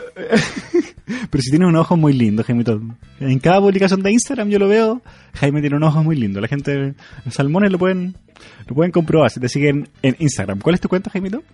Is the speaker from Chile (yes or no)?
yes; Chile; moved away; vengo desde Chile